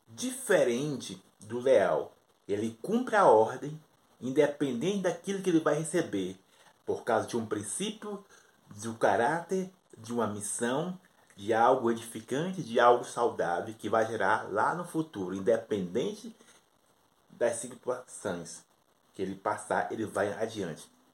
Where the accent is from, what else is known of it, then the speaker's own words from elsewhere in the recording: Brazil; eu sou do Brasil